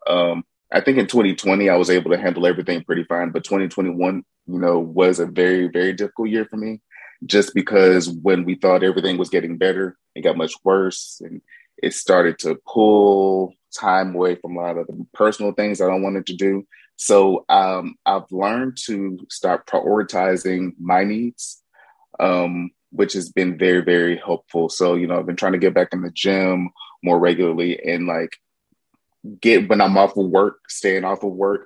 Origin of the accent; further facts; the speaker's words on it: Little Rock, Arkansas, United States; moved away as an adult; now in New Orleans, United States; Born and raised in Little Rock, Arkansas, but I've been in New Orleans since 2004